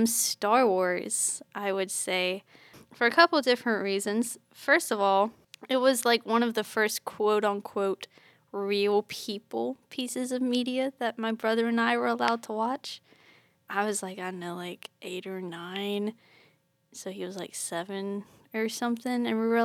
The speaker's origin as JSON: {"language": "English", "region": "England", "country": "United Kingdom", "tie": "born or raised there", "lives_now": "United States", "said": "Because I grew up in England apart from my extended family."}